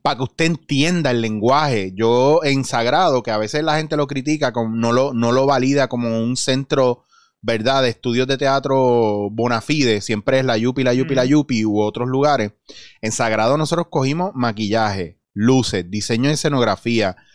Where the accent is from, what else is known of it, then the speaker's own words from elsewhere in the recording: Puerto Rico; somos puertorriqueños